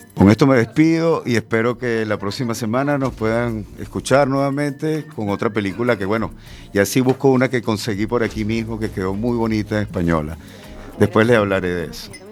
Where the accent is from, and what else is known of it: Venezuela; now in A Coruña, Spain